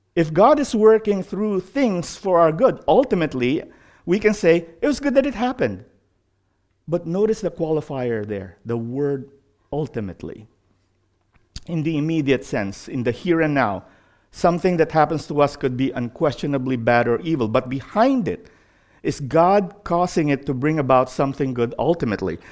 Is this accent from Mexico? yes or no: no; Philippines; moved away; growing up in the Philippines